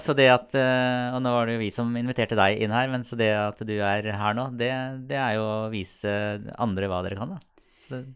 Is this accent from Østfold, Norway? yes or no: yes; Sarpsborg, Østfold, Norway; Jeg er jo fra Sarpsborg